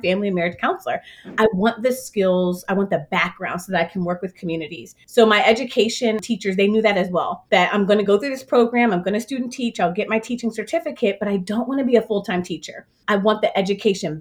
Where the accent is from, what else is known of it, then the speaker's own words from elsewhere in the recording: Richmond, Virginia, United States; I am from Richmond and now residing back in Richmond